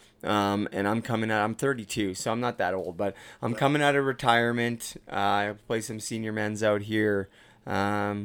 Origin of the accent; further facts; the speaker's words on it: Port Coquitlam, British Columbia, Canada; moved away as an adult; now in Ontario, Canada; I'm from Port Coquitlam.